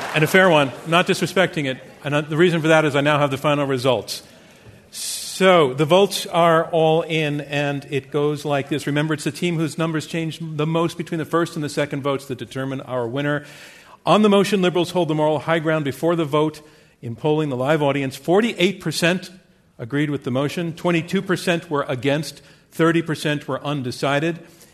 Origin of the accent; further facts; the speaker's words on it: Bronx, New York, United States; I'm from the Bronx.